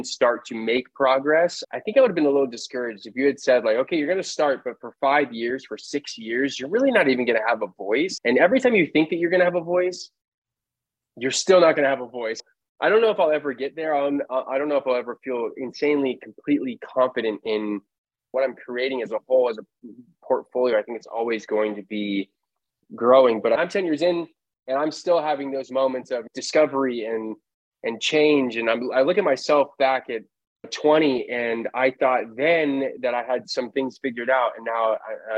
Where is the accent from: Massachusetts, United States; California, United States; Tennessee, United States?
California, United States; Los Angeles; Born and raised in Los Angeles